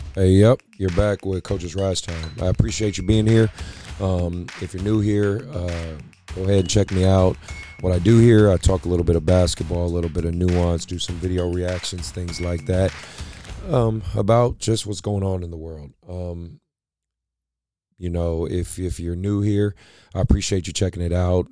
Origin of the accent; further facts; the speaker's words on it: Oakland, California, United States; I grew up in Oakland, California, in, in West Oakland, very, um, very rough neighborhood